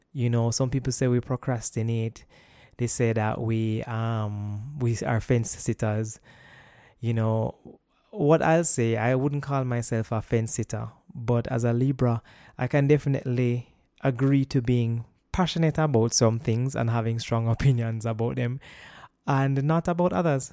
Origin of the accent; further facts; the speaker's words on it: Kingston, Jamaica; also born or lived in United States; I have been born and raised in Jamaica all of my life